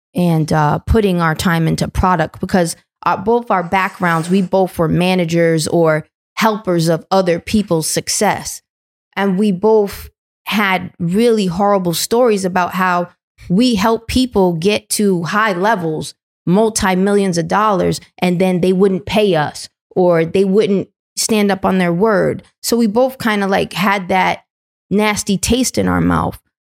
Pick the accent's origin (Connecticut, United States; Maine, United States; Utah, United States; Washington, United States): Connecticut, United States; New London; I come from New London, Connecticut. It was always a trap town